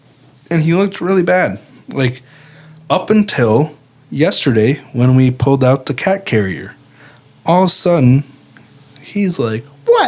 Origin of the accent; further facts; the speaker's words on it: Bay Shore, New York, United States; born there; I was born in Bayshore, New York, a couple years after this happened.